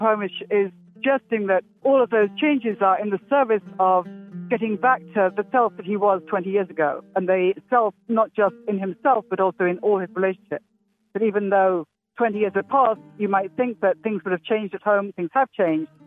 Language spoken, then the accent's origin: English; Oxford, South East England, United Kingdom; moved away as an adult; now in Philadelphia, United States; I grew up in Oxford, England